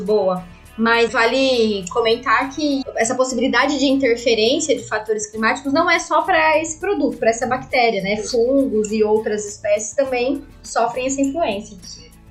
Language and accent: Portuguese; Barretos, São Paulo, Brazil; sou de Barretos, logo aí.